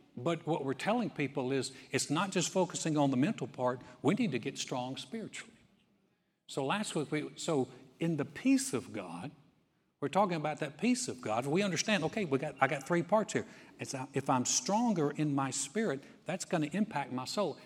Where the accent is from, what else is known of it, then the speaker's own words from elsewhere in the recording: North Carolina, United States; now in Texas, United States; I grew up in North Carolina